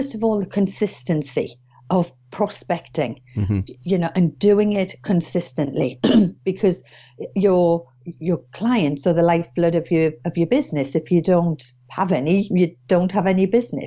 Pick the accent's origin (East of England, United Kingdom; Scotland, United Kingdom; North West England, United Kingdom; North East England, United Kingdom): North East England, United Kingdom; Durham; moved away as an adult; now in Witney, United Kingdom; But as you can hear from my accent, I'm not from Oxfordshire originally. I'm actually from Durham. But I've been down here about 29 years now